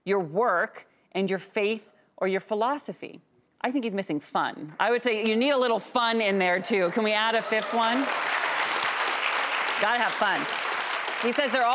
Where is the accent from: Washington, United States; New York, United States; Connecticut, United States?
Washington, United States; moved away; my home state, Washington